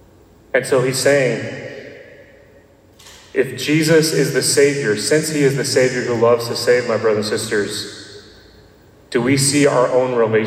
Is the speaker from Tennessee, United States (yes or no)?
yes; Nashville, Tennessee, United States; I'm from Nashville, Tennessee. And no, I do not have a Southern accent, as people always point that out. And I know because I've never had a Southern accent.